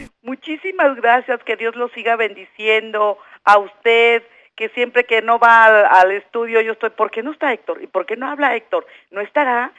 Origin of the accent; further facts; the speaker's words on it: Monterrey, Nuevo León, Mexico; now in Mexico City, Mexico; soy de nativa de Monterrey, Nuevo León, y, pero tengo muchos años viviendo aquí en el Distrito Federal